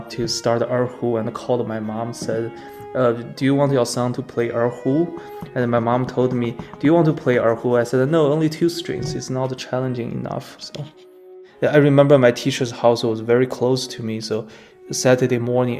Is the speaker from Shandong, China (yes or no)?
yes; Qingdao, Shandong, China; English is a second language; moved away; also born or lived in Arkansas; my house, the house I grew up, was actually a German house